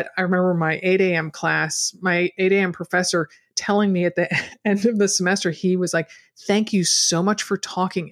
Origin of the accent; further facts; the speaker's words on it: Stamford, Connecticut, United States; now in Portland, United States; I'm a native of Connecticut